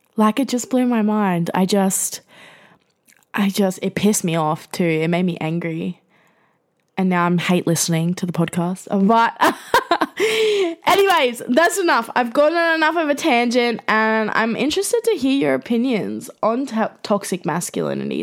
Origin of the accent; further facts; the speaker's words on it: Gold Coast, Queensland, Australia; as a young person growing up in the Gold Coast in Queensland